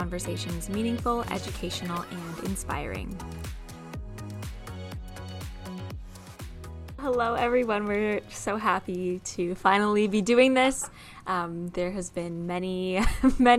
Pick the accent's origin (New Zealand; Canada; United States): Canada; Waterloo Region, Ontario; I was born and raised in Waterloo region, and I am a white woman.